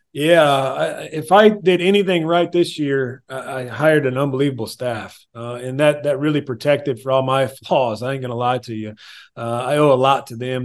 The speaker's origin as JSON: {"language": "English", "region": "Illinois", "country": "United States", "moved": "yes", "said": "I'm originally from Illinois"}